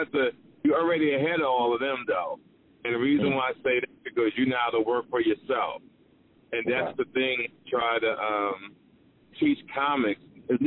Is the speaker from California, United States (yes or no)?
no; Greensboro, North Carolina, United States; I'm from Greensboro, North Carolina